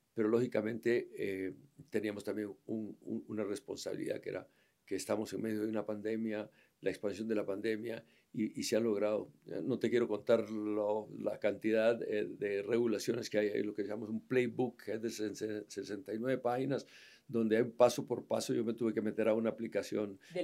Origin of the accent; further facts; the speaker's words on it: Guatemala; Guatemala es mi país, porque soy guatemalteco natural